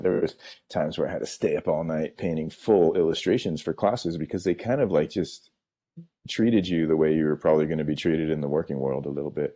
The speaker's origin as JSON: {"language": "English", "town": "San Francisco", "region": "California", "country": "United States", "tie": "born or raised there", "said": "I grew up in San Francisco"}